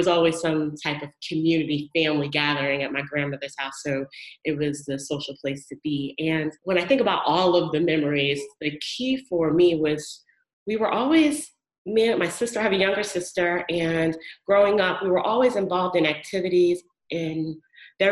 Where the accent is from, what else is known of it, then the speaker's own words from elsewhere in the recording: Long Beach, New York, United States; I was born and raised in Long Island, Long Beach, Long Island to be specific.